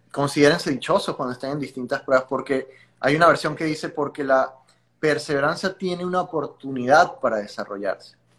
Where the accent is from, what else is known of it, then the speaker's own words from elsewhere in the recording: Venezuela; moved away; Yo vengo de Venezuela, soy venezolano, no he dejado de trabajar para mi país